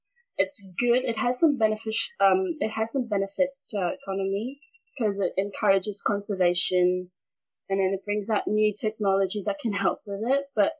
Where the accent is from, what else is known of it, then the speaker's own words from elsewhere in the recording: Pango, Shefa, Vanuatu; So I'm from Vanuatu, Efate. And Efate, Pango village, a village in Efate called Pango. And I'm right now sitting in my parents' house because I'm still a teen and I don't have a house for myself.